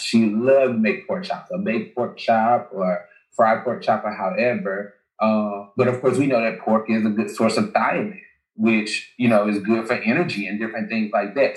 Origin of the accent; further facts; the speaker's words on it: Alabama, United States; I'm from Alabama